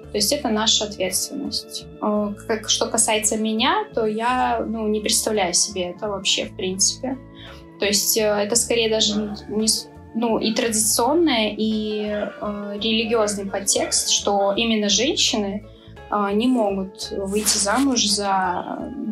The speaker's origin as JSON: {"language": "Russian", "region": "Chechnya", "country": "Russia", "said": "Я именно чеченка, и все традиции, все... Ну, я выросла и воспитана именно в чеченских традициях."}